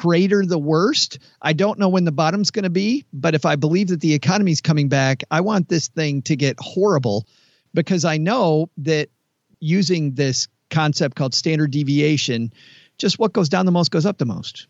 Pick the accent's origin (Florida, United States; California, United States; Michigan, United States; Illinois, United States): Michigan, United States; Detroit; I'm from Detroit